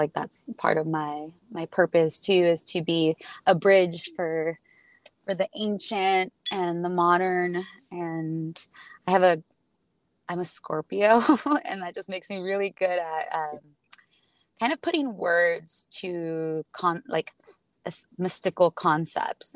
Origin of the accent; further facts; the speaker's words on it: Tijuana, Baja California, Mexico; also born or lived in San Diego, United States; I was born in Tijuana and grew up on both sides of the border, California